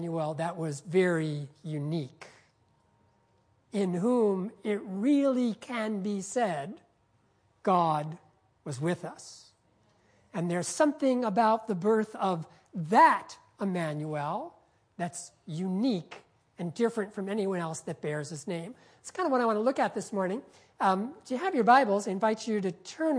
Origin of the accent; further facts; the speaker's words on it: Peekskill, New York, United States; my hometown, a little town called Peekskill, New York.